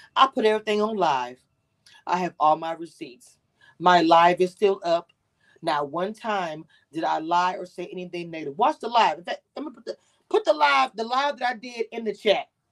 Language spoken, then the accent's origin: English; Louisiana, United States; I'm from Louisiana. We a big ass family.